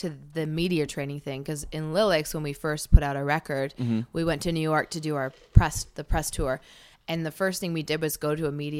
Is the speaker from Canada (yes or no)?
yes; Cranbrook, British Columbia, Canada; moved away; I'm from Cranbrook.